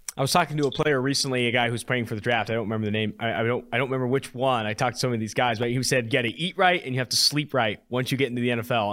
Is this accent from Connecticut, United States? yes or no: no; Oakland, California, United States; moved away as an adult; also born or lived in San Diego; now in Cincinnati, United States; I am from Oakland, California